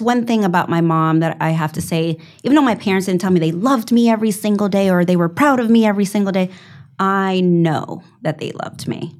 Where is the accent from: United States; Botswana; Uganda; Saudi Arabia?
United States; New York; I'm a New Yorker